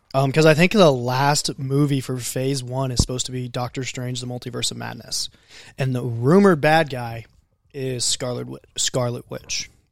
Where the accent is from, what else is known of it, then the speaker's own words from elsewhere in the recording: United States; I grew up in Benton County